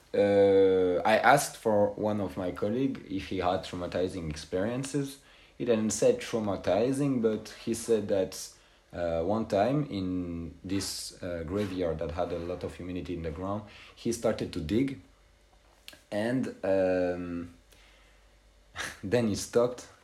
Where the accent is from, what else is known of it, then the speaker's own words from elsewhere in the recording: France; English is a second language; moved away as an adult; now in Skopje, North Macedonia; my hometown in uh, France